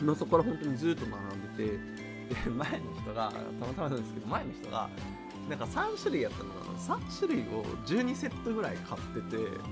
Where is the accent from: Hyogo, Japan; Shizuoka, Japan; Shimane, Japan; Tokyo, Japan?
Shizuoka, Japan; 静岡出身なんですけど